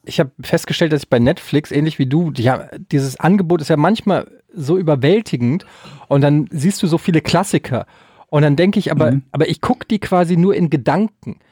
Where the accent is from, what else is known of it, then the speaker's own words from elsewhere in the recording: Germany; Wir als Deutsche